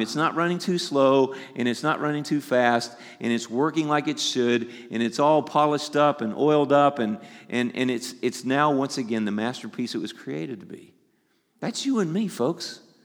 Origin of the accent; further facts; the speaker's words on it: the South, United States; I'm from the South.